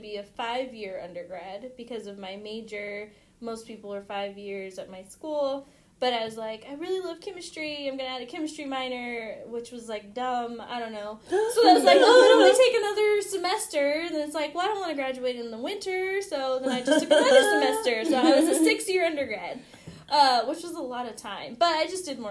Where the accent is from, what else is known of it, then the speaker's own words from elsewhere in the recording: San Diego, California, United States; moved away as an adult; now in Kansas City, United States; I grew up in San Diego, so it's just home